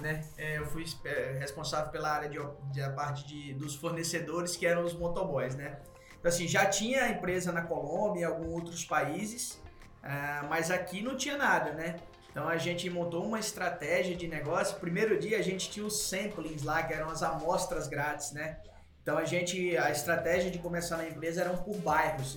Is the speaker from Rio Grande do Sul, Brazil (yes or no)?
no; Natal, Rio Grande do Norte, Brazil; moved away as an adult; now in São Paulo, Brazil; eu sou de Natal, né? Tava em Natal, vim pra RAP em São Paulo